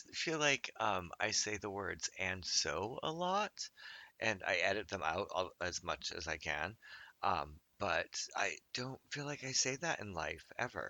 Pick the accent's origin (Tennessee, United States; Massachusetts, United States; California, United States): Massachusetts, United States; moved away as an adult; also born or lived in Los Angeles; I totally thought of kids I grew up with in Massachusetts and went to URI with.